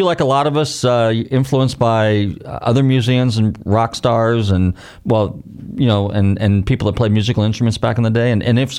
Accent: Northern California, United States; also born or lived in Clearwater Beach, Florida; now in Florida, United States; I'm originally from California myself. I'm from Northern Cal, and we moved here in 1971.

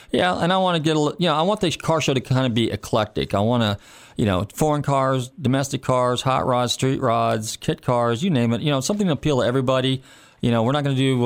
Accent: California, United States; moved away; I'm from California originally, and, and growing up in California in the '60s and early '70s

